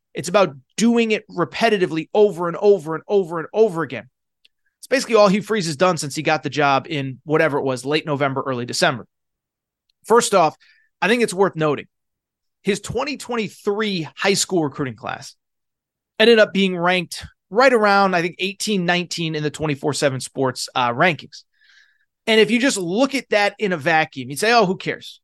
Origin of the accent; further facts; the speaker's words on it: Connecticut, United States; moved away; also born or lived in Pac-12 region (western US); I grew up in Connecticut, but I live in Pac twelve country